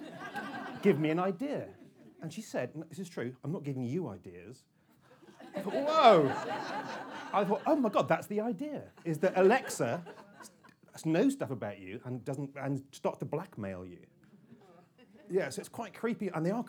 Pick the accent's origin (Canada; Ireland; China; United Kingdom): United Kingdom; Cornwall, South West England; I'm very Cornish